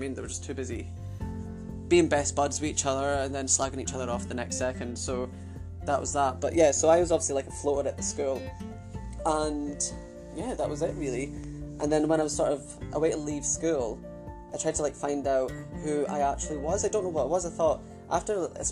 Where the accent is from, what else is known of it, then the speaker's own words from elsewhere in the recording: Arbroath, Scotland, United Kingdom; also born or lived in Adelaide, Australia / Carnoustie, Scotland; I moved from Adelaide to Arbroath, Scotland. So I kind of grew up in Arbroath and Coonassie, which is obviously, the county is called Angus, so yeah, that's just where I was obviously brought up.